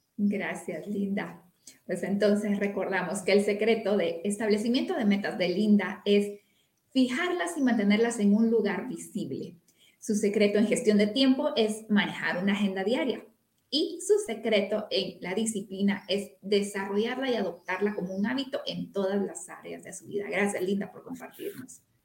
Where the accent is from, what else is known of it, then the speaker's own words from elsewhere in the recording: Guatemala; soy una mujer guatemalteca con familia en todo el país prácticamente